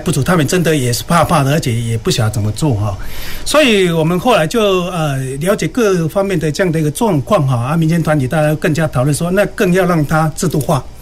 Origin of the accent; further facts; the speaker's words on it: Kaohsiung, Taiwan; 我们高雄人